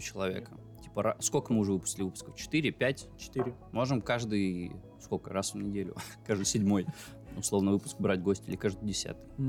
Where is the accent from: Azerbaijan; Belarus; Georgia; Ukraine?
Belarus; first language Russian; moved away as an adult; now in Russia; я же белорус. Э, универ э, в котором я в итоге учился, прям приехал к нам в город